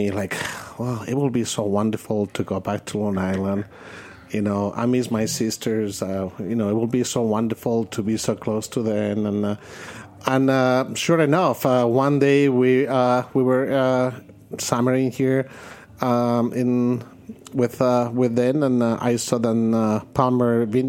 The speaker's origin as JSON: {"language": "English", "town": "Madrid", "region": "Community of Madrid", "country": "Spain", "tie": "born or raised there", "also_born_or_lived": "Cordoba, Andalusia, Spain / California", "second_language": "English", "moved": "as an adult", "said": "I was born in South in Cordoba, in Andalusia, but I grew up in Madrid."}